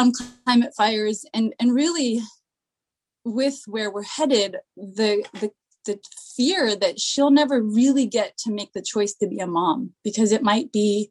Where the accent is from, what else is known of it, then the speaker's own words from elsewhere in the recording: Seattle, Washington, United States; now in East Bay, United States; So I grew up in Seattle, and when I was 9, I was given a not so friendly new stepdad